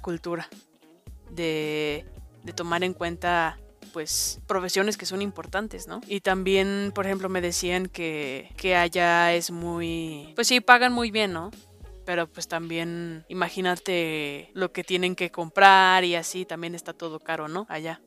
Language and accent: Spanish; Mexico; siendo mexicano y estando allá